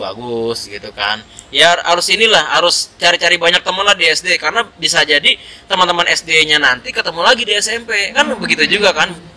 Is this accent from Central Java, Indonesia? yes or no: no; Bekasi, West Java, Indonesia; also born or lived in Jakarta; gua lahir di Jakarta, tapi gede di Bekasi.